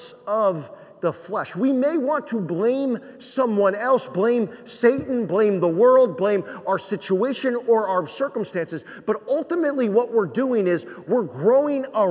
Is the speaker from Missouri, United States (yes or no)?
no; New Jersey, United States; moved away; I'm from New Jersey